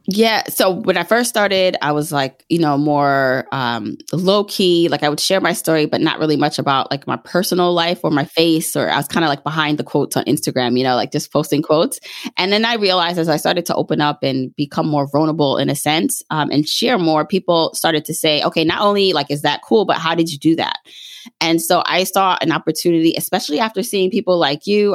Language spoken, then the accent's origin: English; Jamaica; moved away; I was born in Jamaica, the island